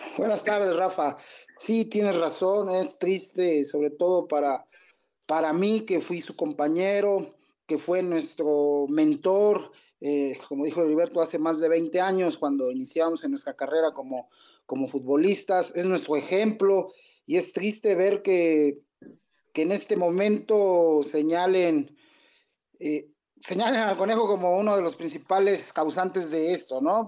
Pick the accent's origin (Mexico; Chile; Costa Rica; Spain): Mexico; nosotros como mexicanos